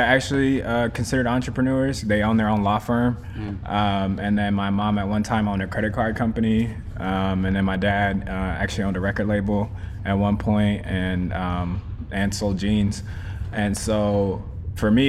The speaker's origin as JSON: {"language": "English", "town": "Sugar Land", "region": "Texas", "country": "United States", "tie": "born or raised there", "also_born_or_lived": "Long Beach, California / Dallas, Texas", "said": "I grew up in Houston, Sugarland to be specific"}